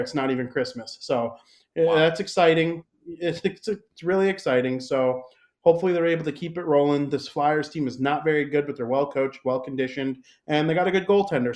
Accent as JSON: {"language": "English", "town": "Chicago", "region": "Illinois", "country": "United States", "said": "I'm from Chicago"}